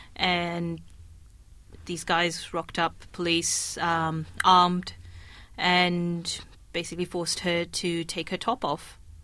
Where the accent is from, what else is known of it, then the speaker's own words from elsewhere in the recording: Kenya; I was growing up in Kenya